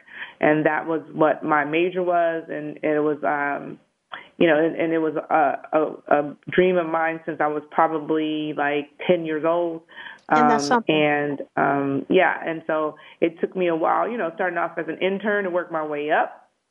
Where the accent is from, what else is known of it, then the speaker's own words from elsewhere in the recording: Detroit, Michigan, United States; moved away as an adult; also born or lived in Huntsville, Alabama / Toledo, Ohio; I grew up in Detroit, went to high school, elementary school, high school, everything in Detroit